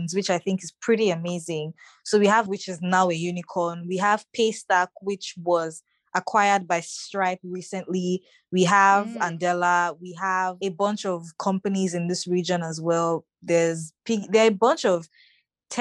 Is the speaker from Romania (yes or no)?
no; Lagos, Nigeria; was born in Lagos. I grew up in Lagos and I'm still in Lagos.